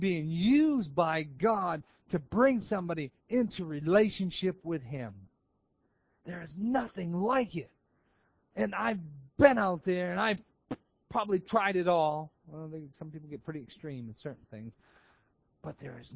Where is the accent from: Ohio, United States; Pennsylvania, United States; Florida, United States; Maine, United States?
Maine, United States; moved away; I'm from Maine